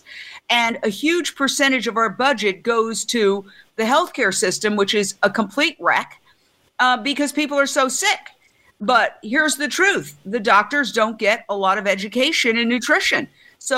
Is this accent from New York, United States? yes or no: yes; New York, United States; I'm a New Yorker.